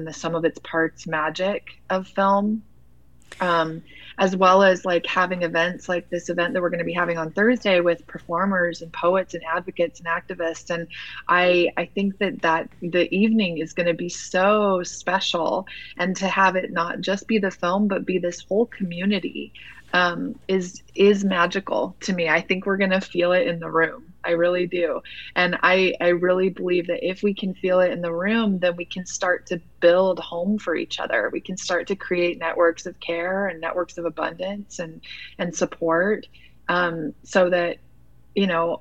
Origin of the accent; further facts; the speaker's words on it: Utah, United States; also born or lived in New York City; I grew up in Utah